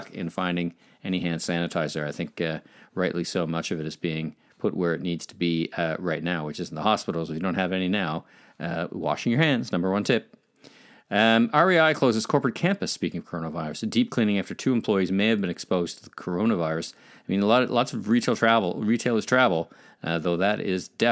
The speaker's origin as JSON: {"language": "English", "town": "Ottawa", "region": "Ontario", "country": "Canada", "tie": "born or raised there", "said": "from my hometown of Ottawa"}